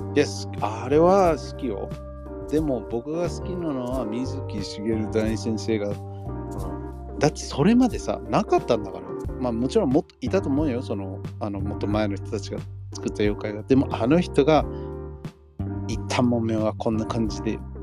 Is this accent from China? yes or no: no; Los Angeles, California, United States; now in Japan; ロサンゼルスとかニューヨークに育ってる生まれ育った人たち